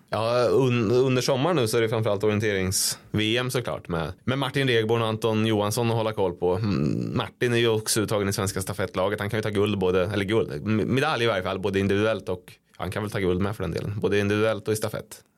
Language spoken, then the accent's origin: Swedish; Degerfors, Örebro County, Sweden; Jag är från Degerfors